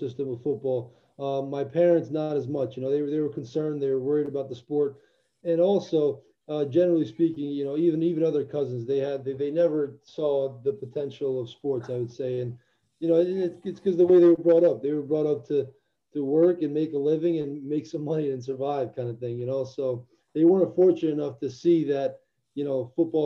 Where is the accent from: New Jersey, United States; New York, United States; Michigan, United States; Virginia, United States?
New Jersey, United States; also born or lived in Albania; I was born in Eastern Europe in Albania, and I came to the U.S. when I was 9 years old. Grew up in Jersey then